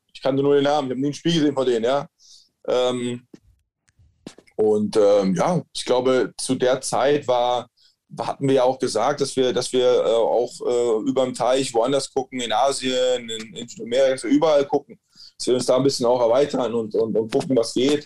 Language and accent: German; Germany